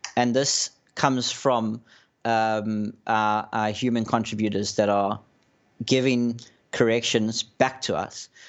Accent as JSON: {"language": "English", "country": "South Africa", "tie": "born or raised there", "said": "my background is, I'm South African"}